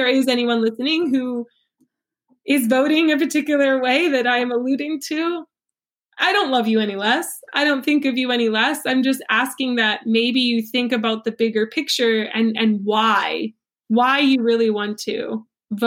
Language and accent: English; United States; I'm American